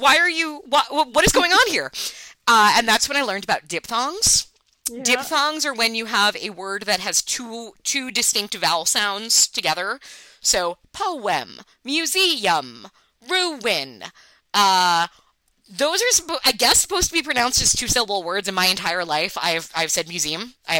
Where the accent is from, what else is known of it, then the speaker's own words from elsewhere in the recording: New York, United States; accent: Long Island; Okay, so I'm from Long Island, and Long Island obviously has a lot of accent details, of which you have no doubt heard.